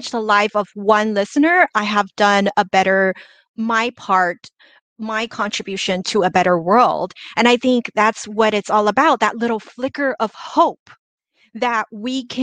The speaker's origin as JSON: {"language": "English", "country": "China", "tie": "born or raised there", "moved": "yes", "lives_now": "Los Angeles, United States", "said": "I grew up in China, immigrated to the US"}